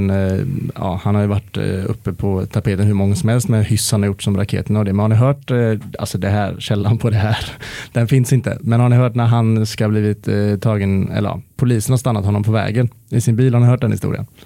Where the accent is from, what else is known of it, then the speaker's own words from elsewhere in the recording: Sweden; som svensk känns det som att man mestadels har, eh, eller vi har ju en otroligt positiv 94 såklart